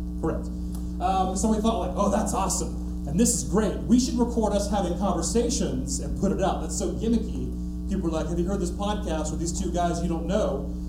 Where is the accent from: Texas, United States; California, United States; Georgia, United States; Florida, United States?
Georgia, United States; Valdosta; we're from small towns, we're from Valdosta, Georgia.